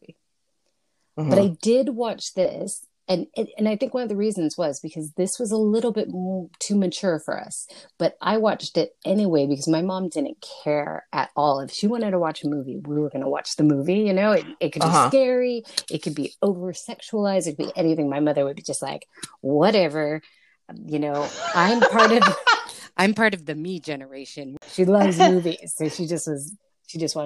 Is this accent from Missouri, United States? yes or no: no; Los Angeles, California, United States; House that I grew up in the San Fernando Valley